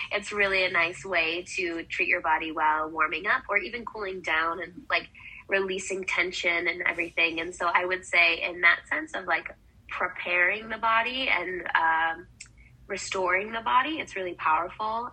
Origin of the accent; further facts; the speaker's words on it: Wisconsin, United States; now in Arizona, United States; I grew up in Wisconsin, so it was like agricultural farm town.